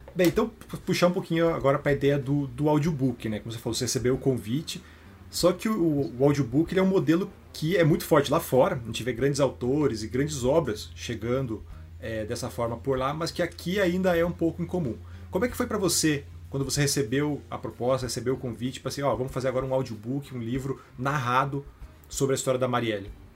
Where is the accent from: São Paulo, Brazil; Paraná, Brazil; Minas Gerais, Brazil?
Paraná, Brazil; Curitiba; Eu sou aqui de Curitiba